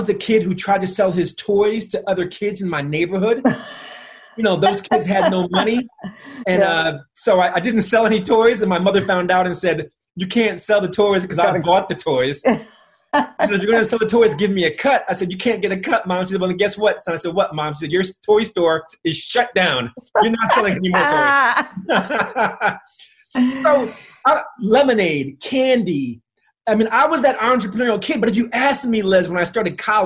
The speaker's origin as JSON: {"language": "English", "town": "East Windsor", "region": "New Jersey", "country": "United States", "tie": "born or raised there", "also_born_or_lived": "Philadelphia, Pennsylvania", "said": "I was born in Philadelphia, but at a very early age, when I was one, we moved to a predominantly white suburb in New Jersey, East Windsor."}